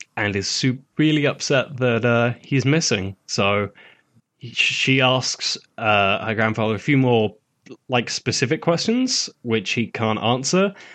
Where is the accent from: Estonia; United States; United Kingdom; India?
United Kingdom; as a Brit